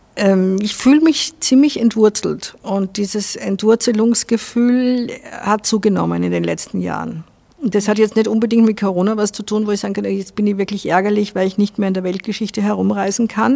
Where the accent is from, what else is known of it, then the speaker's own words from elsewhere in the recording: Vienna, Austria; moved away as an adult; also born or lived in Salzburg; now in Spain; Ich bin halt in Wien aufgewachsen